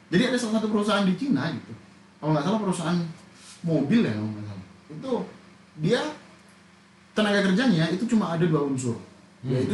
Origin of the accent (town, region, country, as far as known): Indonesia; accent: Javanese